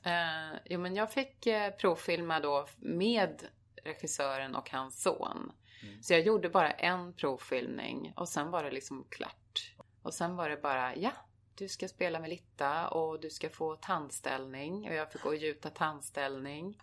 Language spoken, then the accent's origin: Swedish; Arboga, Västmanland, Sweden; moved away; also born or lived in Köping; jag föddes i Köping för det fanns bara lasarett där. Men det är Arboga som var min, liksom mina första år mm. där jag bodde och levde med mina föräldrar.